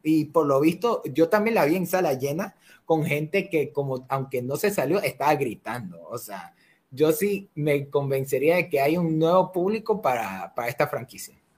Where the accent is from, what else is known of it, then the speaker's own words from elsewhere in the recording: Ecuador; somos de Ecuador, Matt y yo